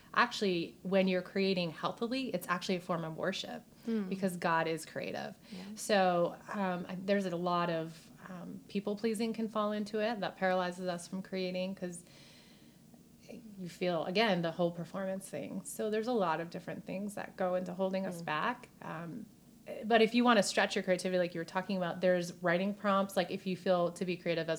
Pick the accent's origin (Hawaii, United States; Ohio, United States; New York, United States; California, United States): New York, United States; accent: New York; moved away as an adult; also born or lived in Hollywood; my New York accent